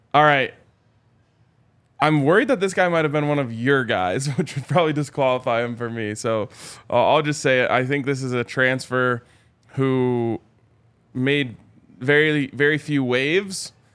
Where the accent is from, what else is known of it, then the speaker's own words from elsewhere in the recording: Colorado, United States; born and raised in Colorado